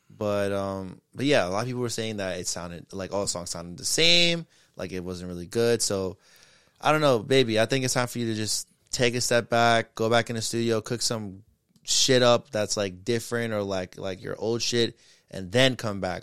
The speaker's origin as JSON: {"language": "English", "region": "New York", "country": "United States", "said": "a couple of, of New York niggas"}